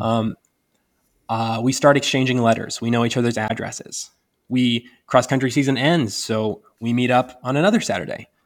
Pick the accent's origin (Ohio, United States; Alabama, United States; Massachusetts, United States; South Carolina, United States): Ohio, United States; Northwest; moved away as an adult; now in Indiana, United States; I'm from Northwest Ohio